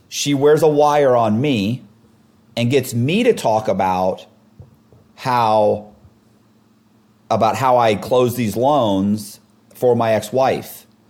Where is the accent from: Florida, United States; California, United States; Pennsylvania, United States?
Florida, United States; Temple Terrace; I grew up in Temple Terrace, it's kind of like a suburb of Tampa.